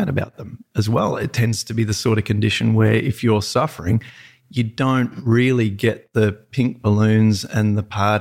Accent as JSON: {"language": "English", "town": "Peak Hill", "region": "New South Wales", "country": "Australia", "tie": "born or raised there", "said": "I'm a total farmer upbringing"}